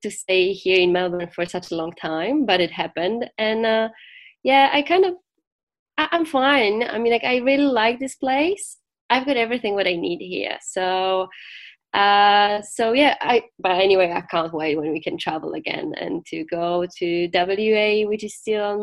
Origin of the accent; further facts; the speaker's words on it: Gdańsk, Pomeranian Voivodeship, Poland; I'm from Gdańsk, so it's on the north of Poland, so by the Baltic Sea, so it's my home spot.